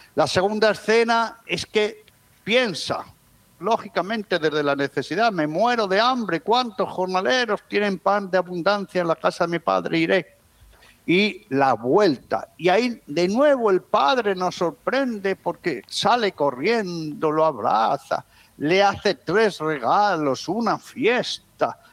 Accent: Alba de Tormes, Castile and León, Spain; moved away; Teresa de Jesús, que está enterrada, fue enterrada en mi pueblo

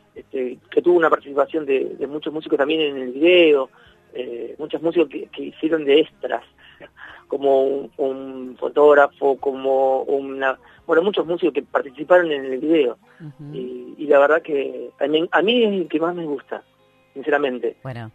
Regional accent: Rosario, Santa Fe, Argentina; soy el, músico rosarino de acá, de la zona

